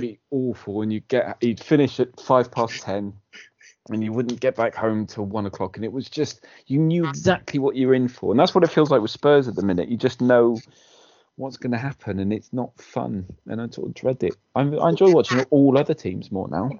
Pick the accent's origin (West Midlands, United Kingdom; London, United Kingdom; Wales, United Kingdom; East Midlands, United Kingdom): Wales, United Kingdom; as a Welshman